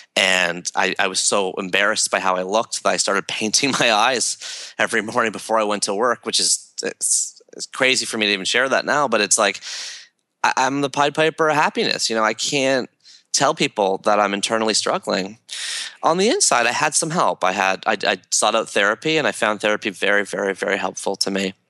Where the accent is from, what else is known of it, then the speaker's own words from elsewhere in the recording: Toronto, Ontario, Canada; growing up in Toronto and Canada